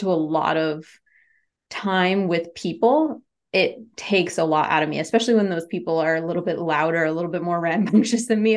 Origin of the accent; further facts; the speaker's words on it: New England, United States; I'm from New England